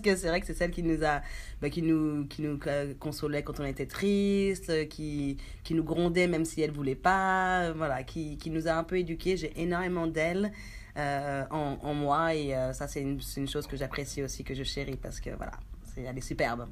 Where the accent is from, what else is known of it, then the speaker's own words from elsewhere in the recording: France; moved away as an adult; also born or lived in Haiti; now in New Zealand; je suis née en Haïti, à Véret, une petite ville voilà, dans les Caraïbes. J'ai vécu presque toute ma vie en France